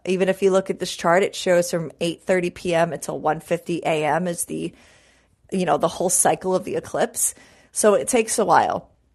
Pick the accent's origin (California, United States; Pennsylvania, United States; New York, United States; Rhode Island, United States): New York, United States; New York City; growing up in New York City